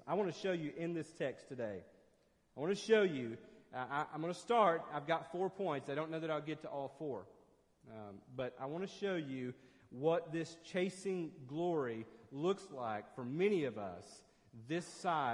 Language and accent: English; 30 minutes outside of Knoxville, Tennessee, United States; I grew up 30 minutes outside of Knoxville